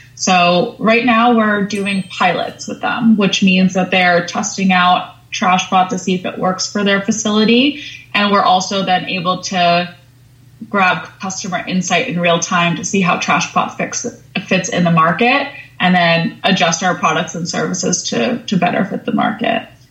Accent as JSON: {"language": "English", "area": "Long Island", "region": "New York", "country": "United States", "tie": "born or raised there", "said": "growing up on Long Island, I grew up in a lot of nature"}